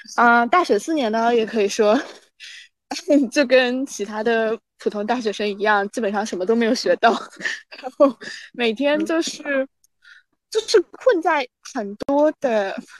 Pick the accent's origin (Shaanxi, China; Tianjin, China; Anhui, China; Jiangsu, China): Anhui, China; moved away as an adult; also born or lived in Shanghai; now in Sydney, Australia; 因为我是那个安徽人嘛，然后我，我觉得我们安徽人的宿命就是跑路，就是离开。就是你大，你往小了说，就是你离开这个城市，然后你去合肥啊这种。你往大了说，你就是去江浙沪，然后去上海